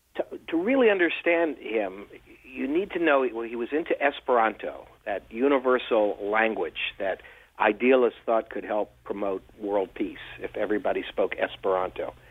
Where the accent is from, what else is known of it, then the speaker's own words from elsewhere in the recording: near Washington D.C., District of Columbia, United States; I grew up near Washington D.C.